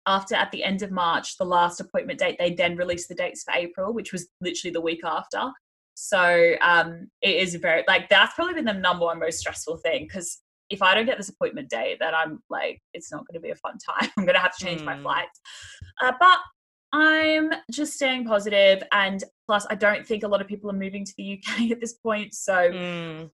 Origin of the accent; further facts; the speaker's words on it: Australia; moved away as an adult; now in United Kingdom; being an Australian